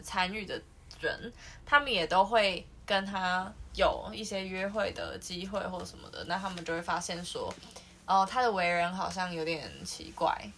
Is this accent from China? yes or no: no; Taiwan; 我们是台湾的观众